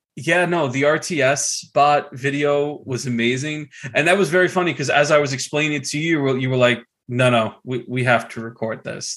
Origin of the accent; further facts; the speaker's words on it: United States; I'm a schmuck from New York, New Jersey.